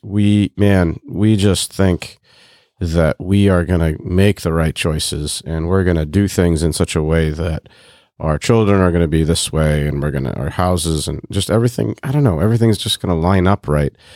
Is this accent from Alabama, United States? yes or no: no; Bloomington, Indiana, United States; I was born in Bloomington, Indiana in nineteen eighty-two